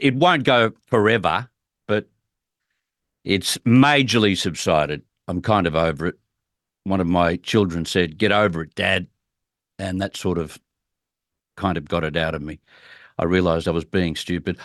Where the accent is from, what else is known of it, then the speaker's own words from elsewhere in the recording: Australia; as an Australian looking on